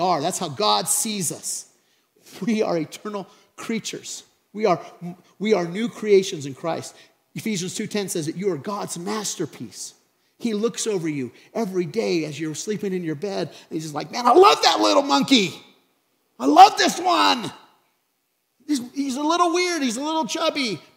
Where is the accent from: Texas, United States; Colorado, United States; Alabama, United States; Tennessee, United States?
Colorado, United States; Craig; from Craig, Colorado.